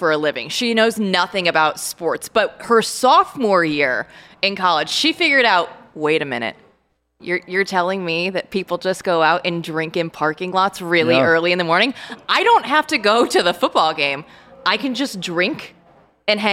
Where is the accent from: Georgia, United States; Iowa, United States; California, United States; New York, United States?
Iowa, United States; moved away; I was raised in Big Ten country. I'm a Hawkeye. I'm from Iowa